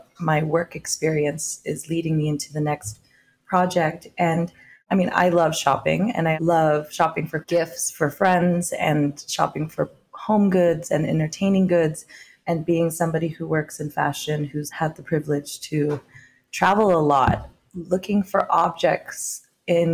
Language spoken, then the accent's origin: English; Orange County, California, United States; now in New York City, United States; being Vietnamese American, I think I've grown up around primarily non-Vietnamese people in Orange County